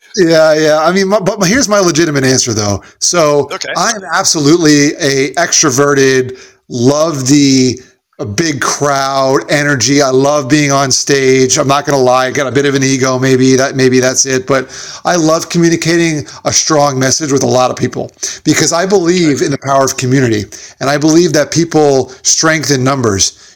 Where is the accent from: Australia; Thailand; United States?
United States; Smithtown, New York; born or raised there